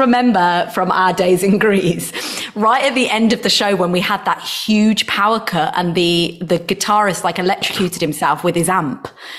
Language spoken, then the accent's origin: English; Nuneaton, West Midlands, United Kingdom; now in United States; Yeah, I would watch the sunset from Mount Judd. Those that are from Nuneaton will know